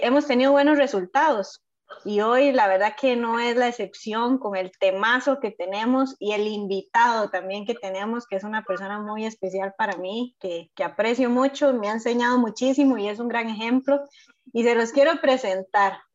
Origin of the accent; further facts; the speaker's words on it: Costa Rica; soy de Costa Rica